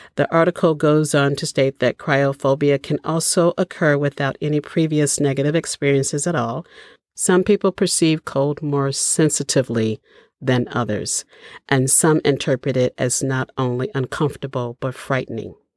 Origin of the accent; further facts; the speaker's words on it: Chicago, Illinois, United States; moved away; I grew up in Chicago